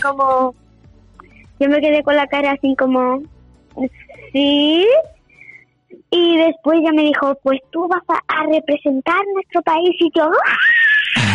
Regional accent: Seville, Andalusia, Spain; a donde yo vivo, ¿no? A mi tierra.

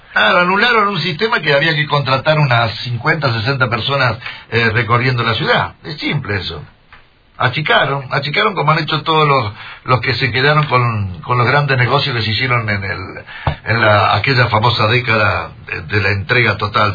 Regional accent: Rosario, Santa Fe, Argentina; como rosarino

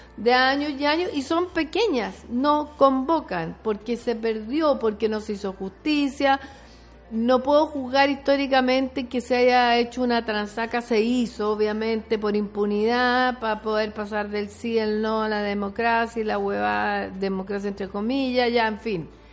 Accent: Chile; las chilenas y los chilenos somos un poco para adentro

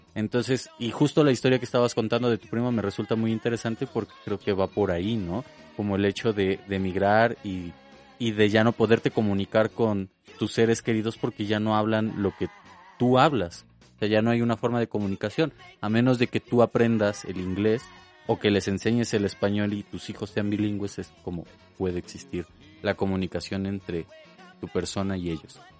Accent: Puebla, Mexico; como poblanos tenemos un conservadurismo

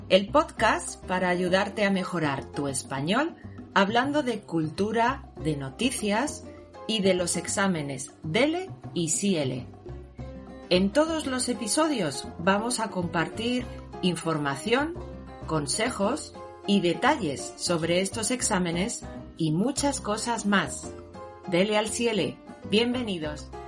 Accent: Spain; moved away as an adult; now in Japan; Soy …, de España, y también soy profesora de español en Japón.

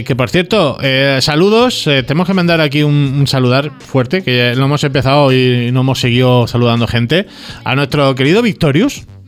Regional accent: Balearic Islands, Spain; aquí, en Baleares

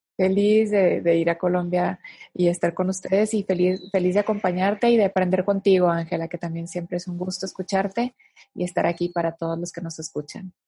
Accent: northern Mexico, Mexico; yo soy del, norte de, México y en el norte de México la gente somos más directa

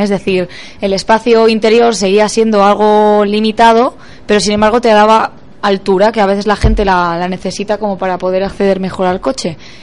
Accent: Pontevedra, Galicia, Spain; yo soy de Pontevedra

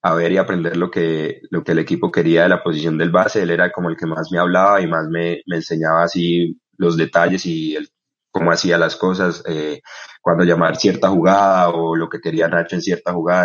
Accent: Bucaramanga, Santander, Colombia; born or raised there; also born or lived in Barrancabermeja, Colombia

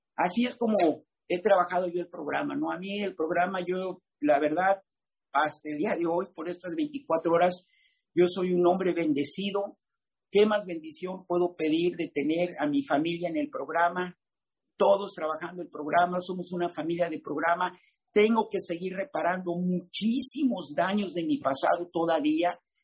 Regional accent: Mexico; soy mexicano

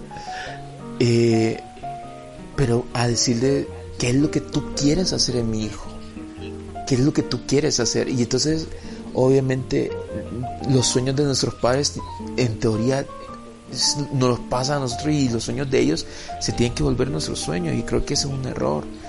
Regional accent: El Salvador; nuestro país, El Salvador

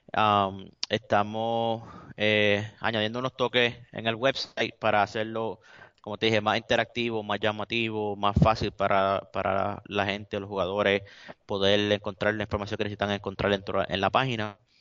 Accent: Puerto Rico; yo soy latino y soy orgulloso de ser latino, de ser puertorriqueño

